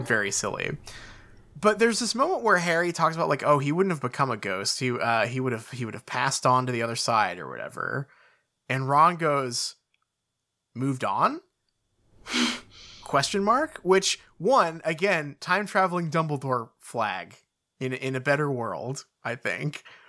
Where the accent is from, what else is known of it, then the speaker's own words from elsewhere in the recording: United Kingdom; we're the British